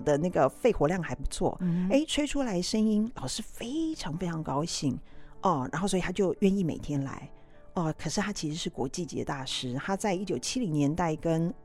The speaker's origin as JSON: {"language": "Chinese", "area": "next to the Burmese street in Zhonghe", "region": "New Taipei", "country": "Taiwan", "tie": "born or raised there", "said": "我从小在缅甸街的旁边的街区长大啦"}